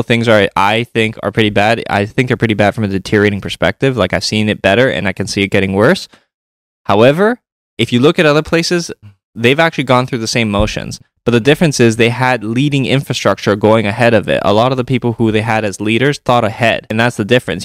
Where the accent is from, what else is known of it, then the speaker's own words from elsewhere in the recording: Toronto, Ontario, Canada; growing up in Toronto